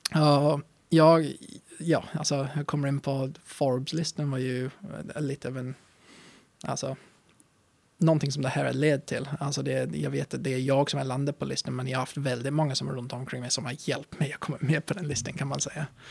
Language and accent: Swedish; England, United Kingdom; Swedish is a second language; moved away as an adult; also born or lived in Östersund, Sweden; now in Sweden; när jag var uppväxt i England